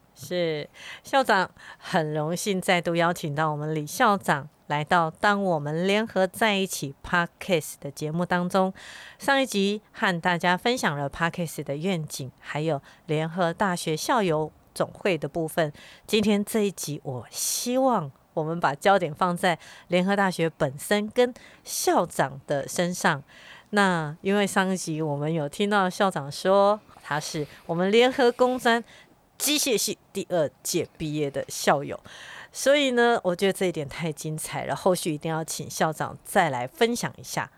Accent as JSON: {"language": "Chinese", "region": "Miaoli County", "country": "Taiwan", "tie": "born or raised there", "said": "我自己本身就是从小在苗栗长大的苗栗人"}